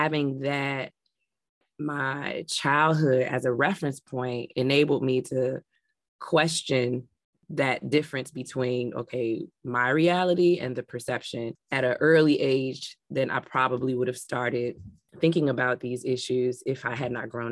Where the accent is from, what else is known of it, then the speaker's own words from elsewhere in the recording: Chicago, Illinois, United States; I had a beautiful childhood growing up in Englewood